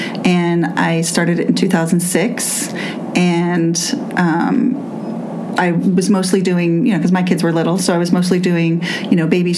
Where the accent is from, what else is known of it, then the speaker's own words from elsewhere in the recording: Southern California, United States; moved away as an adult; also born or lived in Los Angeles / Santa Cruz / Joshua Tree / Poland; now in Pittsburgh, United States; I grew up in Southern California.